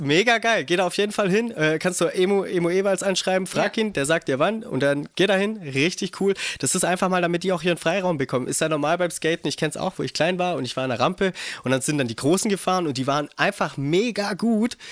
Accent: Geislingen an der Steige, Baden-Württemberg, Germany; bei uns in Geistlingen, weil wir da eine kleine Mini-Ramp hatten

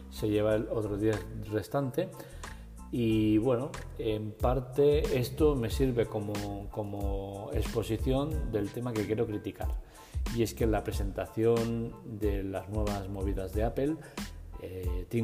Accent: Cuenca, Castilla-La Mancha, Spain; No soy así, no me sale eh, las pijerías estas, hablar bien en inglés. Yo soy inglés de Cuenca, es lo que hay.

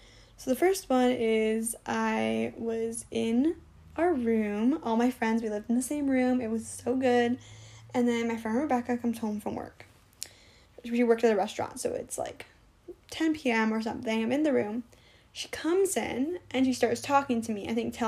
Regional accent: Canada; I'm from Canada.

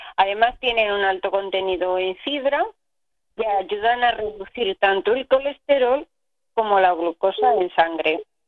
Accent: Aragon, Spain; now in Catalonia, Spain; yo que soy de, de Aragón

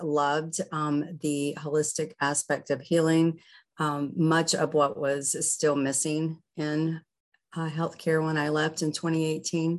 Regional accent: the South, United States; I grew up in the South and reading the Farmer's Almanac

